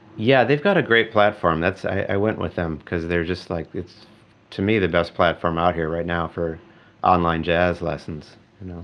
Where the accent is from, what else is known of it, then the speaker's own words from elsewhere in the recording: Eau Claire, Wisconsin, United States; In my hometown, Eau Claire, Wisconsin